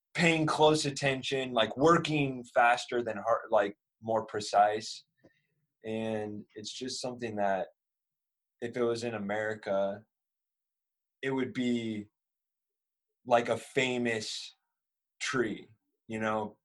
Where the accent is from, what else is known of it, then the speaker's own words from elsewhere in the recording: Northern California, United States; moved away as an adult; now in Japan; I'm from Northern California, and I am doing a apprenticeship